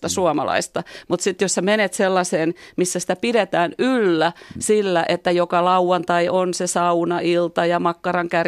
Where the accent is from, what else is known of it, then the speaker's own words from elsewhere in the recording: Helsinki, Uusimaa, Finland; moved away as an adult; also born or lived in Seattle, United States; now in Florida, United States; mä oon liian helsinkiläinen sitten, niin mä en ole kasvanut sellaisessa kulttuurissa, että puhuttaisiin mistään punaisista ja valkoisista ollenkaan.